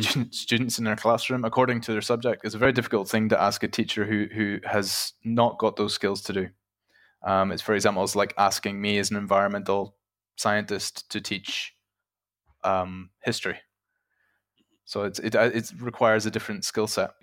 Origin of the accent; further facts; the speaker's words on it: Ireland; moved away as an adult; now in Czech Republic; I'm originally from Ireland, uh, but I currently work and have worked in the Czech Republic for about four years now